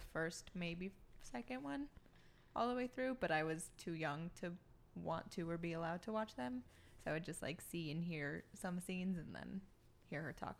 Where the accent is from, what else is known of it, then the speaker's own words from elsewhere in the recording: El Paso, Texas, United States; moved away as an adult; also born or lived in Austin, Texas; now in California, United States; No, I grew up in El Paso.